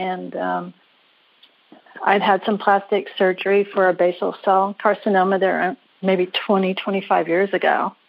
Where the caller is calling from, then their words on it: Carlsbad, California, United States; I'm calling from Carlsbad, California.